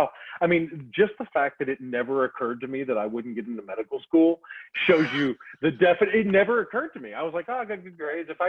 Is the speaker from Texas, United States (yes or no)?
no; Southern Indiana, United States; I'm Hilljack from Southern Indiana